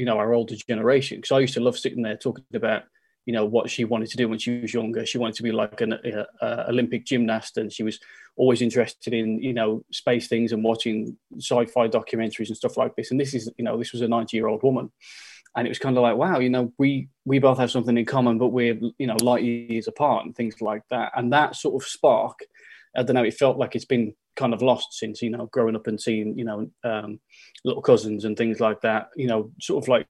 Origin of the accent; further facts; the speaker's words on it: the Midlands, England, United Kingdom; moved away; where I'm from, I'm from the Midlands